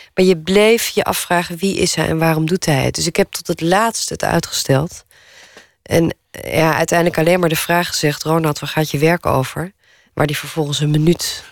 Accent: Naarden, North Holland, Netherlands; woonplaats waar ik ben opgegroeid, hier in Naarden

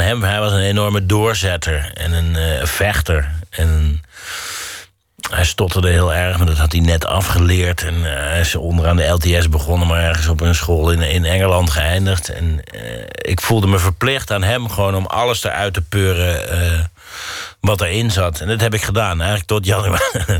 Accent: Mierlo, North Brabant, Netherlands; moved away; waar ik vandaan kom... dat betekent Mierlo faal nooit

